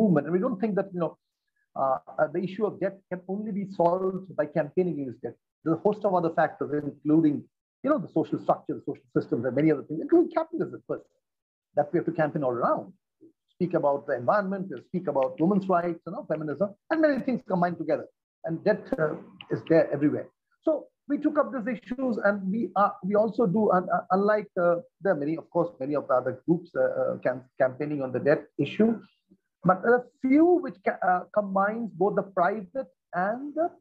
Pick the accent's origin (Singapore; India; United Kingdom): India; eastern India; also born or lived in Kolkata; I'm from the eastern part of India. I stay in the city called Calcutta, which is officially called Kolkata, of course.